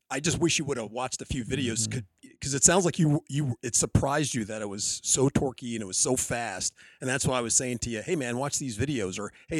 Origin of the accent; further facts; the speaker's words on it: Texas, United States; And I'm … from the hills of Texas.